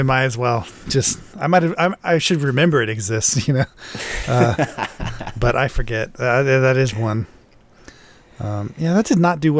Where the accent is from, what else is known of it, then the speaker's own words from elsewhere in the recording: United States; We only Americans say Das Boot, apparently.